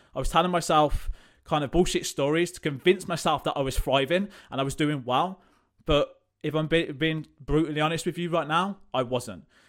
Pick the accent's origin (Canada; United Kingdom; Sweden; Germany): United Kingdom; Coventry, West Midlands; I am from Coventry, lived here all my life